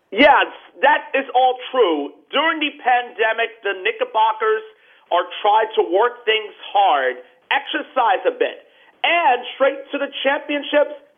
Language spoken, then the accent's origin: English; New York City, New York, United States; I called you from the fan in New York, my hometown.